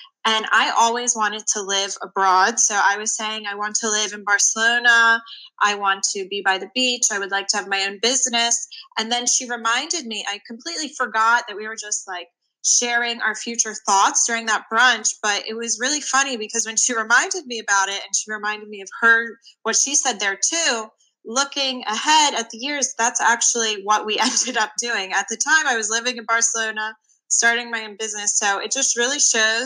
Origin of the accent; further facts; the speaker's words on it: Philadelphia, Pennsylvania, United States; accent: Philly; moved away; we're both from the Philadelphia area, but have moved away